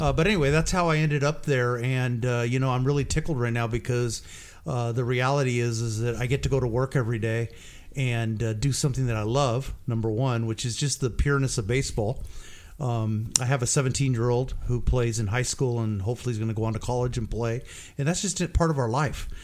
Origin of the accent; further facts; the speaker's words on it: Portland, Oregon, United States; I grew up in North Portland.